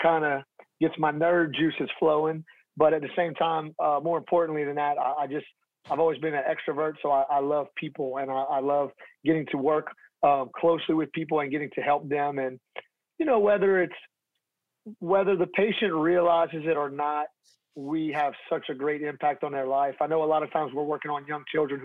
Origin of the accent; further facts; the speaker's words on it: Louisiana, United States; I'm from Louisiana, so I'm kind of like an inherited Cajun, I guess you could say. But my family, before I was born, my family's from New York